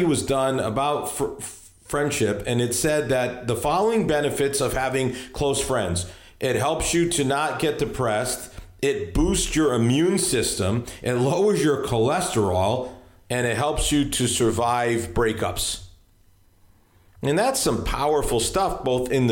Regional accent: Hartford, Connecticut, United States; now in Virginia, United States; I live in Virginia now, but that's where I grew up, in Hartford, Connecticut.

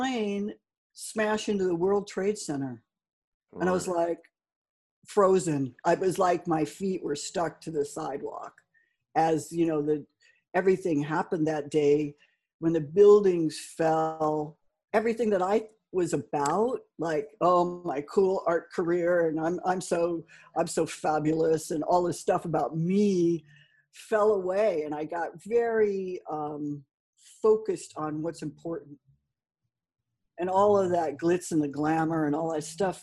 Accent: Los Angeles, California, United States; moved away; also born or lived in New York; Originally, I grew up in Los Angeles, in California

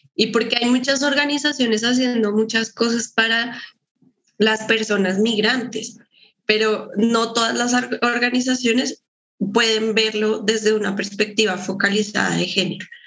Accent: Colombia; moved away as an adult; now in Guadalajara, Mexico; yo también soy colombiana

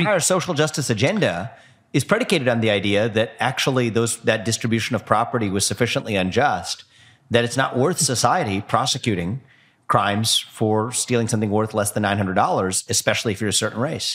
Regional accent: United States; I'm American

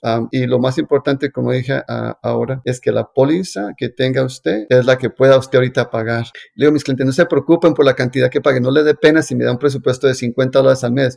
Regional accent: Colombia; como yo soy colombiano

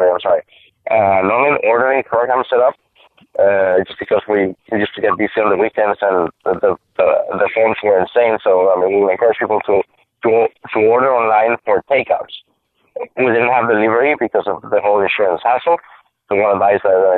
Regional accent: Monterrey, Nuevo León, Mexico; My hometown, Monterrey, Mexico

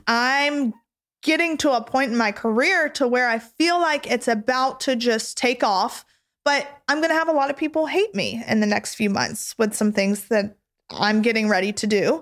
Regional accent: the South, United States; I grew up in the South

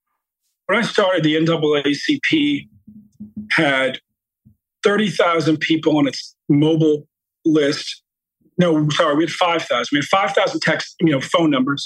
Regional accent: Baltimore, Maryland, United States; You know, I'm from Baltimore. My mom grew up in the housing projects there.

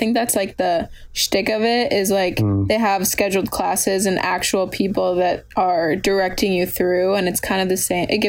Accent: Minnesota, United States; moved away; I'm from Minnesota, and Midwest is Midwest to some extent. Like, I'm used to the winter

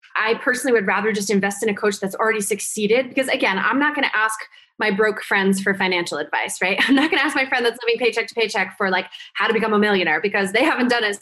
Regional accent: Vermont, United States; moved away as an adult; also born or lived in New Jersey; I went back to my hometown, which was really, really small town in Vermont, where the cows outnumber the people

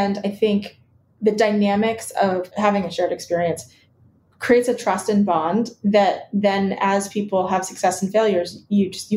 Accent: Iowa, United States; also born or lived in Chicago, Illinois; I was originally from Chicago, but they moved us to Iowa when we were young

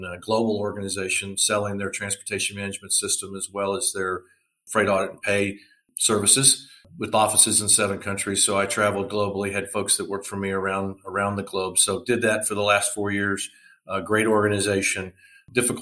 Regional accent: Plano, Texas, United States; I grew up in the Dallas-Fort Worth, Texas area, Plano to be exact.

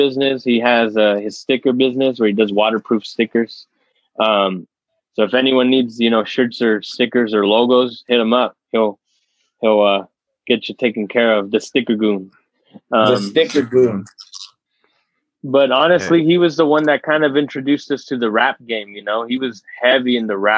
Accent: California, United States; now in Utah, United States; We grew up in Cali

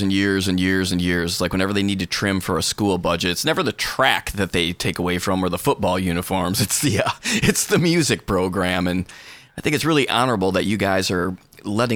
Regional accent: Michigan, United States; my home state of Michigan

